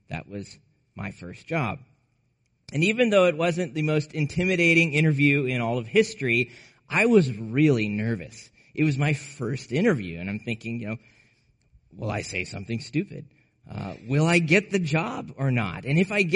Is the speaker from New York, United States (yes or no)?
no; Aurora, Nebraska, United States; the small town I grew up in Nebraska